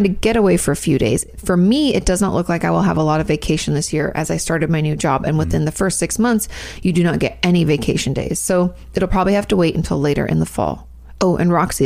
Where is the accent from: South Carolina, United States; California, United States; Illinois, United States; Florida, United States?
California, United States; moved away as an adult; us Californians